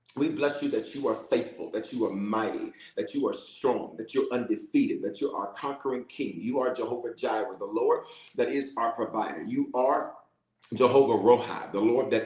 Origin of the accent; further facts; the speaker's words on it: Memphis, Tennessee, United States; also born or lived in Denver, Colorado; I was born in Denver, but raised in Memphis